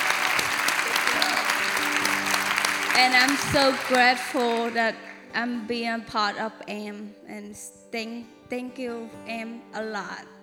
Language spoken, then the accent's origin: English; Cambodia; now in United States; I'm from Cambodia